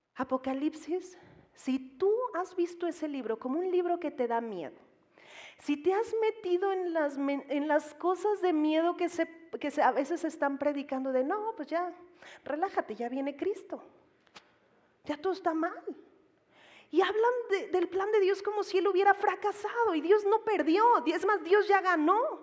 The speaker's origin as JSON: {"language": "Spanish", "country": "Mexico", "said": "Como mexicanos"}